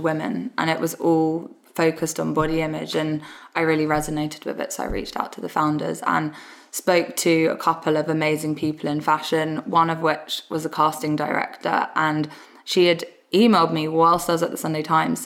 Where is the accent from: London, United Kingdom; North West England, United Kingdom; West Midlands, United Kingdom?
London, United Kingdom; So I grew up in Southeast London, in Lewisham.